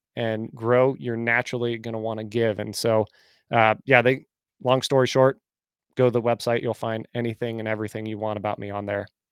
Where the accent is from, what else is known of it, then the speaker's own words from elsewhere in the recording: Bay Area, California, United States; moved away as an adult; now in Nashville, United States; I'm originally from California, grew up in the Bay Area, but then I moved five and a half years ago to Nashville